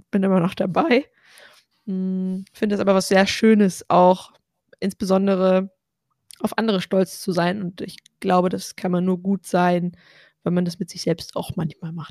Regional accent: North Rhine-Westphalia, Germany; Ja, ich sage ja auch oft, ich komme aus Ostwestfalen, da ist das auch nicht so die Regel, dass man sich überschwänglich lobt.

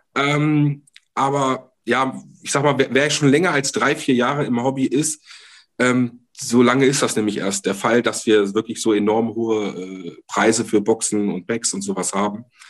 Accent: Hanover, Lower Saxony, Germany; bei uns in Hannover

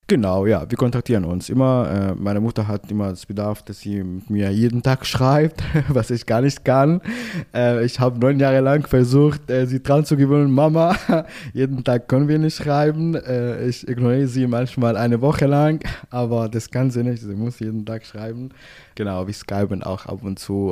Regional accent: Damascus, Damascus Governorate, Syria; German is a second language; moved away as an adult; also born or lived in Istanbul, Turkey; now in Ulm, Germany; meine Heimat war immer Damaskus, Syrien

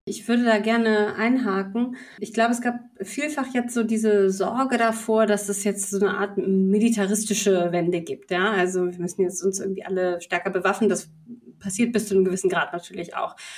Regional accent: Bremen, Germany; als Bremerin

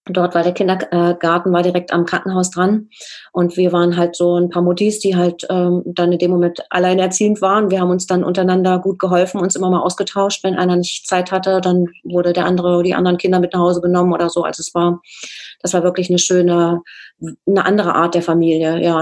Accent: East Germany, Germany; es war ja so, als sagen, als Ostdeutscher auch nicht so ganz selbstverständlich, für uns zumindest nicht, dass wir dort auch ähm, herzlich willkommen waren.

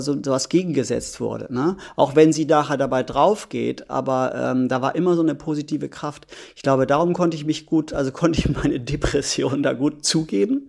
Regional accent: Germany; ich als Deutscher

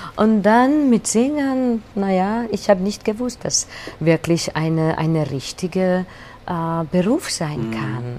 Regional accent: Budapest, Hungary; German is a second language; also born or lived in Vienna; Ich bin eine gebürtige Budapester, äh, Budapesterin

